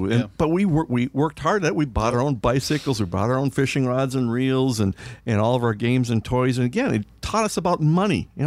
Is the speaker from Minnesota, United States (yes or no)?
yes; Milaca, Minnesota, United States; I, I grew up, uh, my hometown is Milaca, and we used to go down to the Rum River after we got done with ball practice or a ball game.